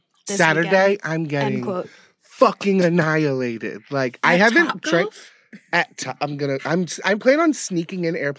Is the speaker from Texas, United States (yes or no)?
no; Bowie, Maryland, United States; Bowie, which was my hometown